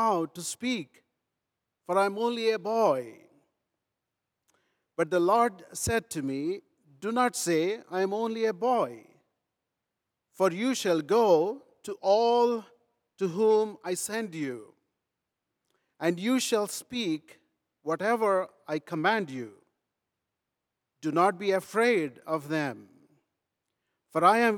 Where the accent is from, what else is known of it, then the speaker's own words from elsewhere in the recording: Rajahmundry, Andhra Pradesh, India; moved away; I was born in India, in a rural India called Rajahmundry, miles away from Germany, but grew up learning first about this German thinker